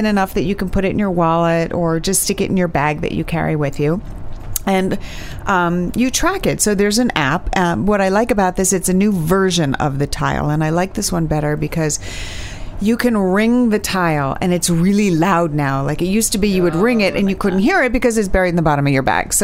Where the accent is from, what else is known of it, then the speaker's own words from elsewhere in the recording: New York City, New York, United States; Growing up in Manhattan